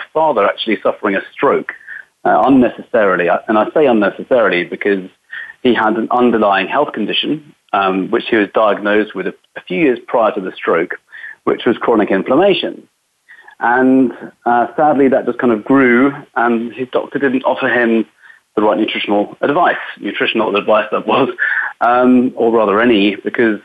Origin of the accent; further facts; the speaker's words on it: England, United Kingdom; moved away as an adult; now in Los Angeles, United States; I am from England, a very small country